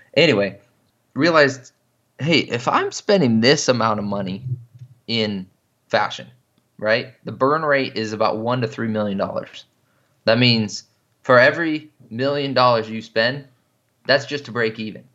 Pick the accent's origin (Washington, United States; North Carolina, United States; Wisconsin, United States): Washington, United States; I grew up in Washington State